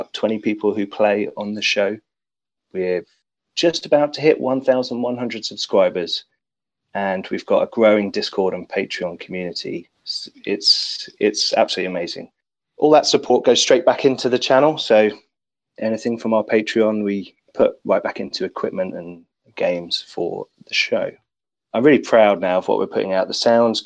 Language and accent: English; St Albans, East of England, United Kingdom; I set up a role-playing club in St. Albans, my hometown, about 16 years ago